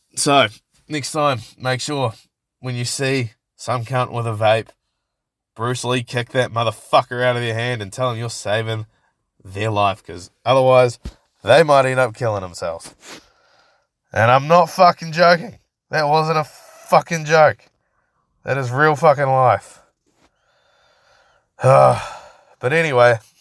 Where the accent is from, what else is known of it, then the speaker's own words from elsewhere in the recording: Christchurch, Canterbury, New Zealand; I grew up in Linwood. For those of you that don't know, to be specific, I grew up on Jolly Street in Linwood.